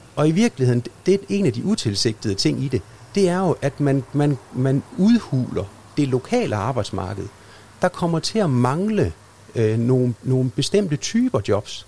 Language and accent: Danish; Aars, North Denmark Region, Denmark; now in Skagen, Denmark; jeg kommer ned fra Aars i Himmerland. Det er også en lille by. Den var på størrelse med Skagen